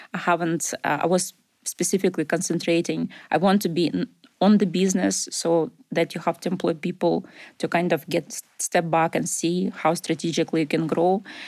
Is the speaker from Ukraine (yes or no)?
yes; Ukraine; English is a second language; moved away as an adult; also born or lived in Russia; now in Glasgow, United Kingdom; I was born in Russia, grew up in Ukraine